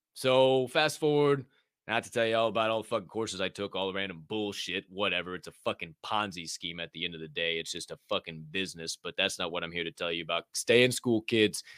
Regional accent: Decatur, Illinois, United States; moved away as an adult; also born or lived in Bethany, Illinois / Bloomington, Illinois / Chicago, Illinois; I was born and raised in Decatur, Illinois

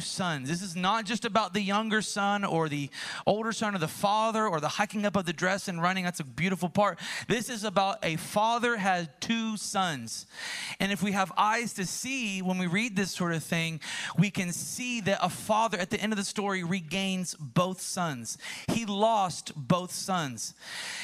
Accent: United States; growing up in America, in an American church

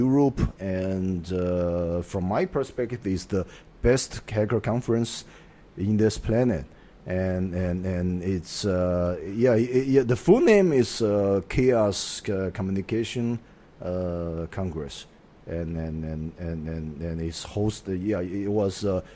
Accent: Chengdu, Sichuan, China; English is a second language; moved away; also born or lived in Hong Kong; I was born in Chengdu. I grew up there.

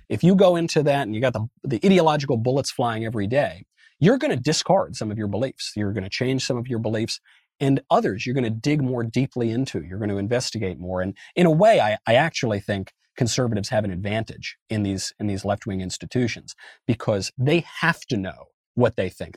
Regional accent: Westchester County, New York, United States; moved away; also born or lived in Los Angeles; I grew up in New York. I grew up in a very liberal county, Westchester County, in a very liberal state, New York

